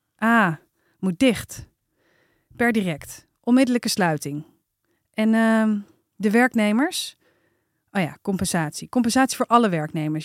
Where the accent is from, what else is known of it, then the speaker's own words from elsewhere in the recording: IJmond, North Holland, Netherlands; De Eimond, daar ben ik opgegroeid